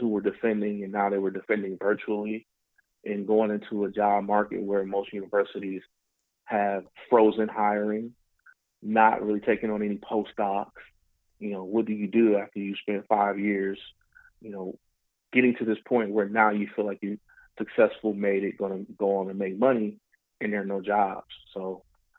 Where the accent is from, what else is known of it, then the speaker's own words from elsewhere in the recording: Detroit, Michigan, United States; I'm from Detroit, native Detroiter